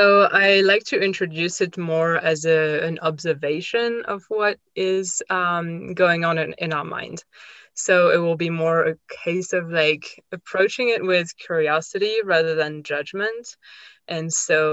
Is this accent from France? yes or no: yes; France; moved away as an adult; also born or lived in Australia; now in United States; I grew up in France, and I've moved many times in my life. I moved to Australia when I was 21. I moved to the US a few years ago.